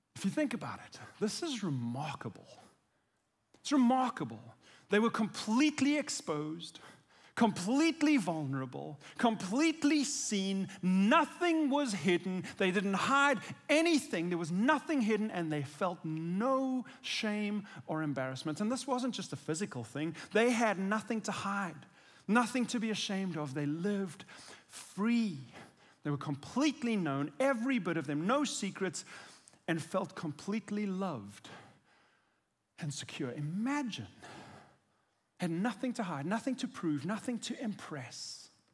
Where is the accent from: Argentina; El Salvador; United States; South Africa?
South Africa; I'm South African